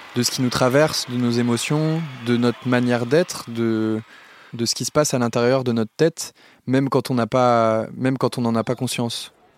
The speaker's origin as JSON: {"language": "French", "town": "Lille", "region": "Hauts-de-France", "country": "France", "tie": "born or raised there", "said": "Je suis né à Lille, dans le Nord-Pas-de-Calais, et j'ai grandi en banlieue lilloise"}